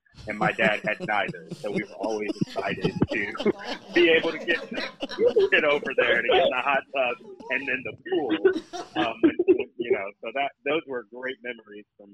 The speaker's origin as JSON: {"language": "English", "region": "Michigan", "country": "United States", "moved": "yes", "lives_now": "Washington, D.C., United States", "said": "I'm from Michigan originally, though I now live in the D.C. area"}